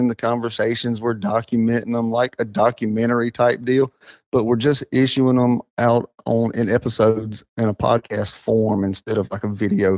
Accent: Whitmire, South Carolina, United States; also born or lived in Joanna, South Carolina; Because I'm originally from Whitmire. That's why I went to school, grew up, and all that. I tell everybody I migrated across Indian Creek when I got married. So I ended up in Joanna in 2000.

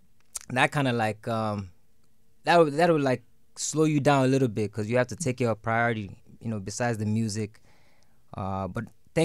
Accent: Nigeria; moved away as an adult; also born or lived in London; now in United States; my parents moved back to Nigeria. Then I grew up in Nigeria.

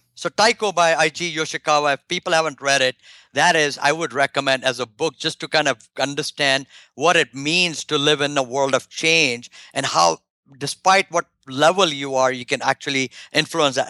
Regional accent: India; moved away; my home country in India

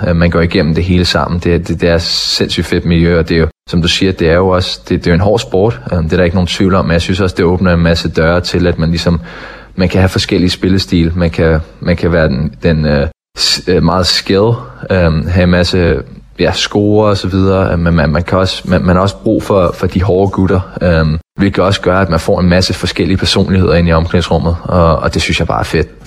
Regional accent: Denmark; moved away as an adult; also born or lived in Sweden / North America; Det, det skal man jo som dansker

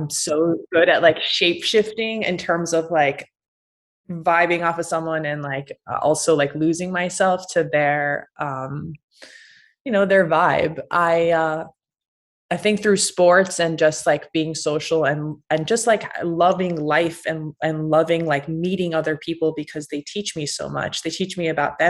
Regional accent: Massachusetts, United States; I grew up in a very small town in Massachusetts

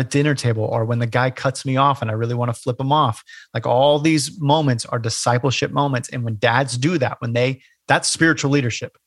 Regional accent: Bay Area, California, United States; moved away as an adult; also born or lived in Portland, Oregon; now in Hilton Head, United States; I grew up in California, the Bay Area

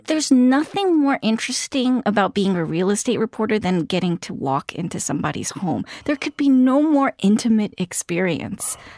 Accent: New York City, New York, United States; I grew up in Queens

